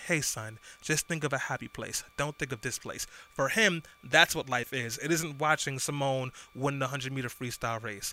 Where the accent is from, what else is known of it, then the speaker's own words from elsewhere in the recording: New York City, New York, United States; I grew up in East New York, Brooklyn, and in Brownsville